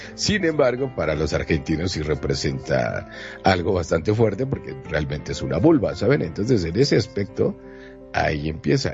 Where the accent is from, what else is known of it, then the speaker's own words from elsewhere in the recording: Mexico; soy de México